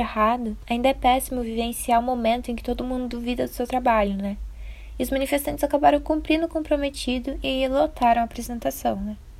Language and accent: Portuguese; Brazil; a gente é brasileiro